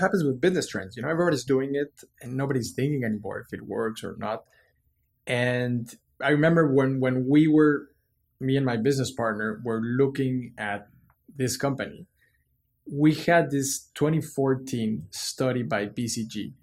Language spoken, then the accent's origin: English; Mexico City, Mexico; I was born and raised in Mexico City